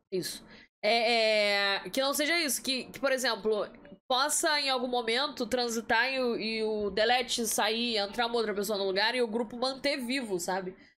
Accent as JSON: {"language": "Portuguese", "town": "Nilópolis", "region": "Rio de Janeiro", "country": "Brazil", "said": "Fluminense de Nilópolis"}